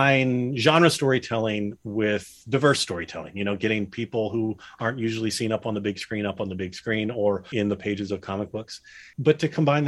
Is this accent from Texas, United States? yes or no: yes; Dallas, Texas, United States; moved away as an adult; also born or lived in New Haven, Connecticut; when I was growing up in Dallas